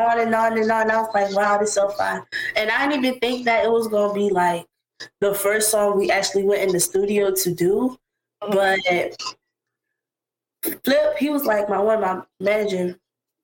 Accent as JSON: {"language": "English", "town": "West Palm Beach", "region": "Florida", "country": "United States", "tie": "born or raised there", "also_born_or_lived": "Tallahassee, Florida", "said": "I was born in Tallahassee, Florida, but I've lived in West Palm basically my whole life. At the age of 2, I was pretty much here."}